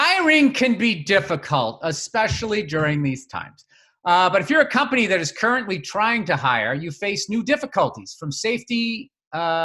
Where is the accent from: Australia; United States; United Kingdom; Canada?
United States; Massachusetts; I'm from Massachusetts.